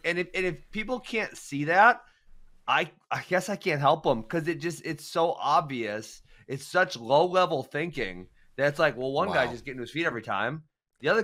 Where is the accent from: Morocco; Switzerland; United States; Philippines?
United States; Wisconsin; since we're from Wisconsin